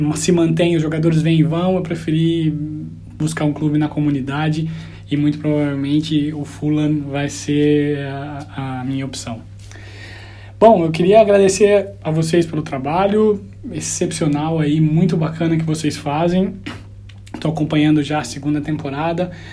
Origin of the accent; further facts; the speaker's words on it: Franca, São Paulo, Brazil; moved away as an adult; also born or lived in Düsseldorf, Germany; now in London, United Kingdom; eu sou de Franca, lá no Brasil